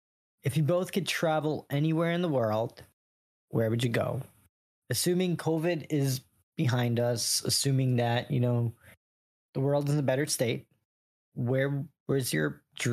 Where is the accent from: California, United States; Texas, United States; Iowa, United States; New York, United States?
New York, United States; I was from New York